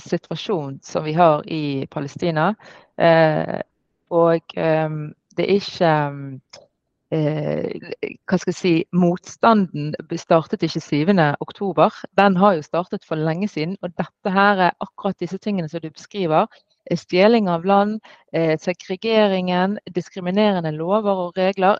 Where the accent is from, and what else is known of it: Norway; born or raised there